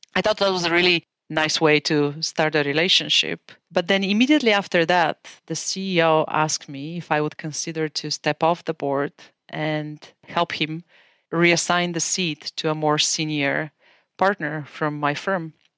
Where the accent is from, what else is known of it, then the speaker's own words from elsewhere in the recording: Bulgaria; moved away as an adult; now in United States; As you can tell from my accent, I'm originally from Bulgaria. I was born in a communist country in the family of doctors. My teenage years were spent in a country that was trying to redefine itself into a democracy.